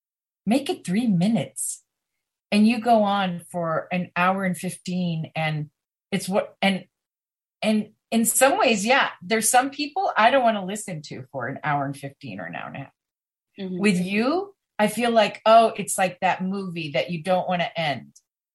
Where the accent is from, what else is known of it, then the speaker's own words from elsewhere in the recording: Chiang Mai, Thailand; I'm from Chiang Mai, Thailand